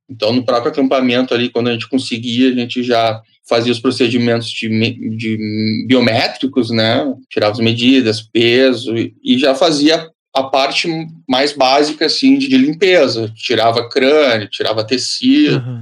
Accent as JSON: {"language": "Portuguese", "town": "Bagé", "region": "Rio Grande do Sul", "country": "Brazil", "tie": "born or raised there", "said": "eu sou nascido em Bagé, fronteira com o Uruguai"}